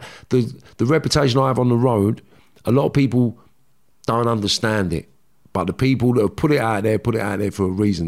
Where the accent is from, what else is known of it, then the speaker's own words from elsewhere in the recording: London, United Kingdom; also born or lived in Liverpool; we're from Kentish Town, Qu-, Queen's Crescent, Kentish Town